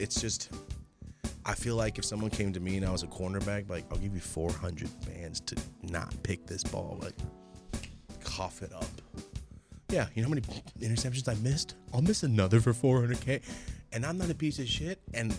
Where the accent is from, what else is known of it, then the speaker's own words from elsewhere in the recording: Merced, California, United States; I'm from Merced, California.